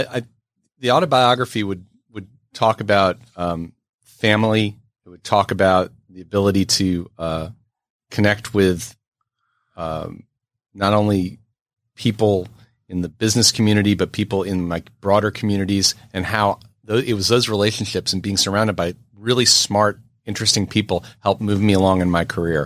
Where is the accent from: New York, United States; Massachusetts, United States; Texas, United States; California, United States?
New York, United States; New York City; being born and raised in New York City